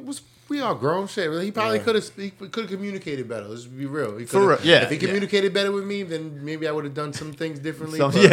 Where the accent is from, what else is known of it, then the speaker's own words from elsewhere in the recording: Brockton, Massachusetts, United States; born there; I was born in Brockton.